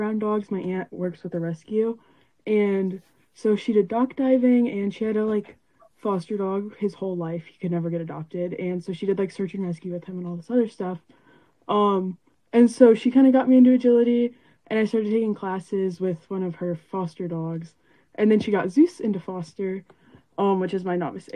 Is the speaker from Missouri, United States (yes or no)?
yes; Missouri, United States; I'm 16 years old and I'm from Missouri